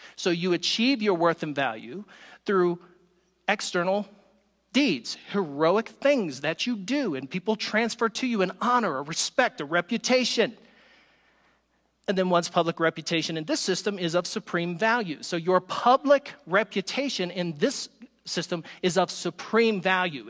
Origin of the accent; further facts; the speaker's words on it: the South, United States; I am from the South